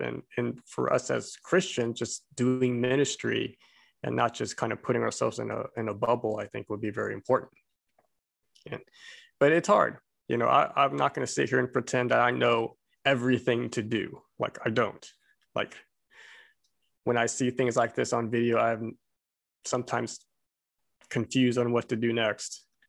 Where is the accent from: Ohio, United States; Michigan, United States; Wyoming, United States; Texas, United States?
Texas, United States; Abilene; moved away; I'm Korean, but I grew up in little old Abilene, Texas